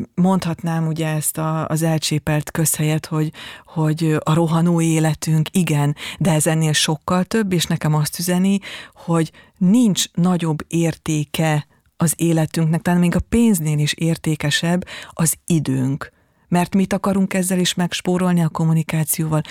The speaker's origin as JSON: {"language": "Hungarian", "region": "Palóc region", "country": "Hungary", "tie": "born or raised there", "accent": "Palóc", "moved": "yes", "said": "az én Palóc e, származom, és nagyon sokszor ez érződik is"}